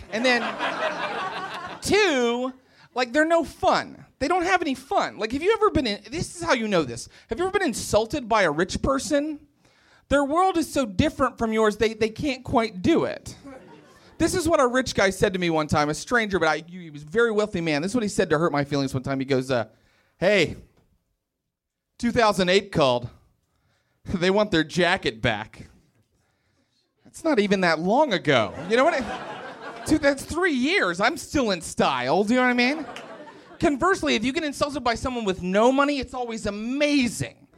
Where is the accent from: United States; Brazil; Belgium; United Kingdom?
United States; Morgantown, West Virginia; moved away; I grew up in West Virginia